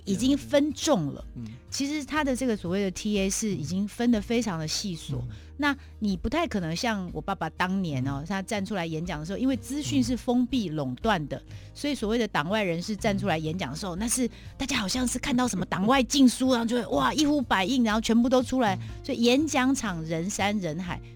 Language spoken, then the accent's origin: Chinese; Taipei, Taiwan; also born or lived in Pingtung; 其实我是标准在台北长大的孩子